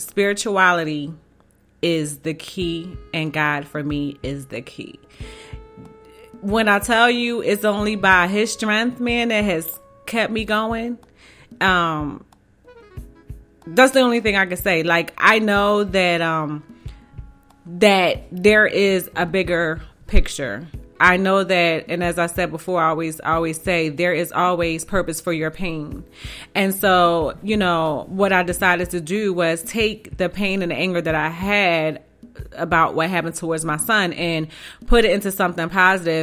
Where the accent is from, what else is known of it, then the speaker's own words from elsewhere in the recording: Philadelphia, Pennsylvania, United States; I'm from North Philly